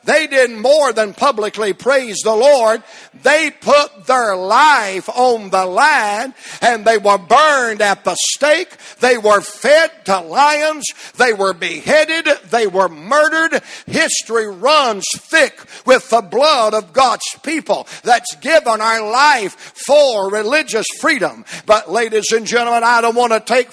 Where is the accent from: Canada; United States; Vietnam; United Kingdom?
United States; as an American